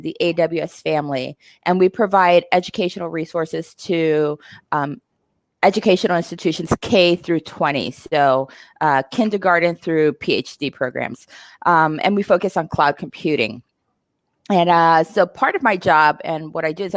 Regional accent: Puerto Rico; now in Seattle, United States; I'm from Puerto Rico. I am in Seattle.

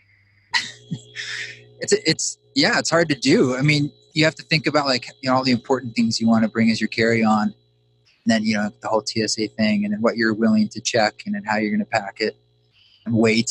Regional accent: Pacific Northwest, United States; I grew up in the Pacific Northwest

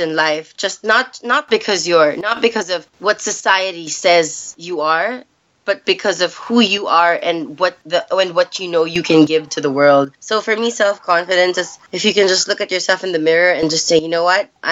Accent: Philippines; also born or lived in United States; I basically grew up in the Philippines. I was born in the States, grew up here

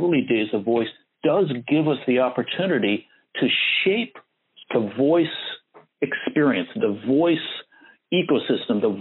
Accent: Fort Wayne, Indiana, United States; accent: flat Midwestern; Now, I grew up in the Midwest, Fort Wayne, Indiana. So I speak what some people would call Cincinnati TV announcer. I have that flat Midwestern

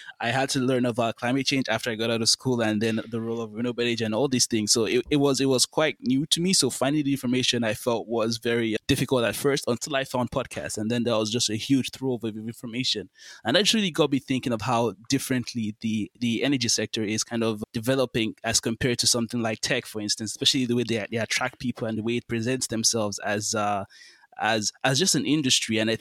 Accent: Nigeria; in Nigeria alone, my home country

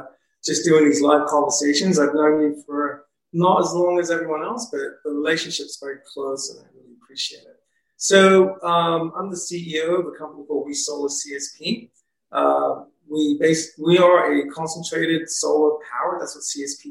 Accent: England, United Kingdom; now in United States; I was born and raised in England, bringing that experience here to America

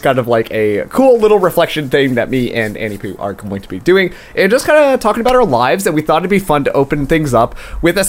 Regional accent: Canada; I'm Canadian

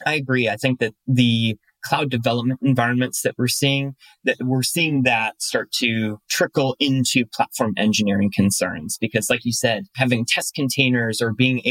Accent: Cleveland, Ohio, United States; moved away; I'm originally from Cleveland, Ohio

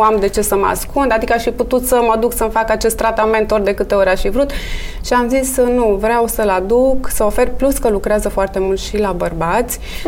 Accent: Bucharest, Romania; Am copilărit în București, sunt născută în București, crescută în București

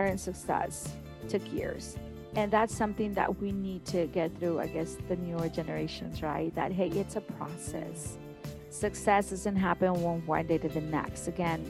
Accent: Mission, Texas, United States; I'm from Mission as well. Used to walk to HB, walk to Foy's. I lived in downtown Mission.

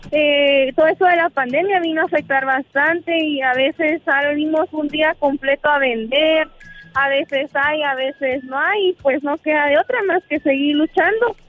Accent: Oaxaca, Mexico; now in Guatemala; Te hablo de Guatemala, pero soy originaria de Oaxaca

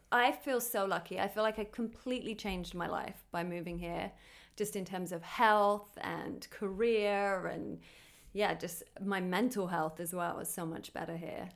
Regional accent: United Kingdom; now in Los Angeles, United States; I'm a British T V host, actor, and comedian living in L

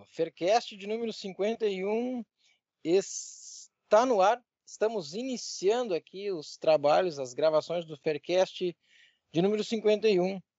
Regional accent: Portugal; É porque tá, a gente é de Portugal, né, cara?

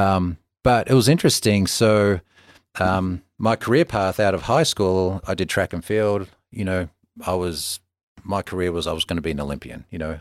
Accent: Melbourne, Victoria, Australia; moved away; the same kid, you know, forty years ago playing in the streets of Melbourne

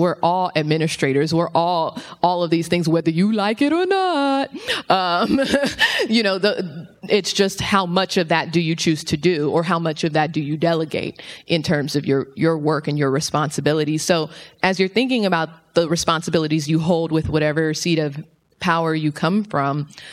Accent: Los Angeles, California, United States; I'm from South Central LA.

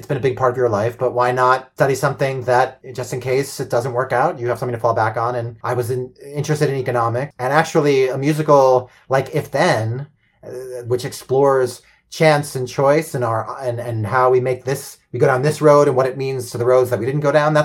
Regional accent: Port Washington, New York, United States; And I'm from Port Washington, so I know Oyster Bay well.

